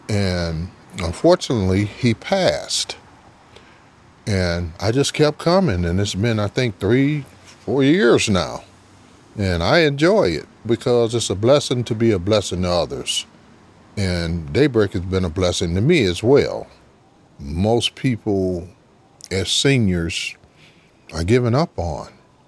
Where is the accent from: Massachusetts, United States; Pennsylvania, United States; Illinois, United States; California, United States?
Illinois, United States; Chicago; moved away as an adult; now in Georgia, United States; Actually, I'm from Chicago. I've been in Georgia for 26 years now.